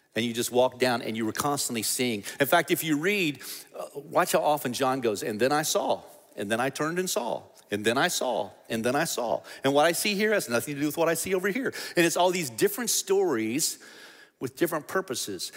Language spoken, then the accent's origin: English; United States; we, as American Christians